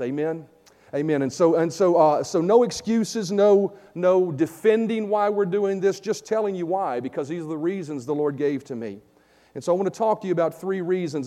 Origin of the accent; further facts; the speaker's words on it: Vinton, United States; come move back to my hometown here in Vinton